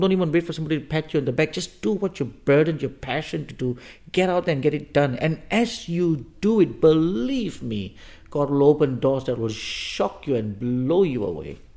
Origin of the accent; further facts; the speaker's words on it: Singapore; moved away as an adult; also born or lived in Africa / Denmark; now in Copenhagen, Denmark; I come from Singapore, at least that was where I was born and raised.